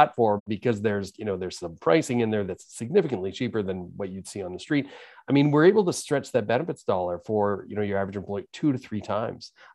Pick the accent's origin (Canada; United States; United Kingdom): Canada; Toronto, Ontario; where I grew up, growing up in Rexdale.